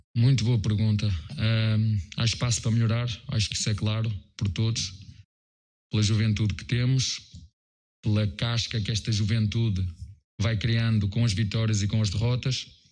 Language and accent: Portuguese; Portugal; moved away as an adult; now in Brazil; sou português, da Europa, de Portugal